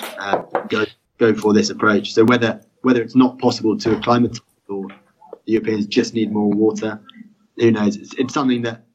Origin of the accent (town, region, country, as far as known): United Kingdom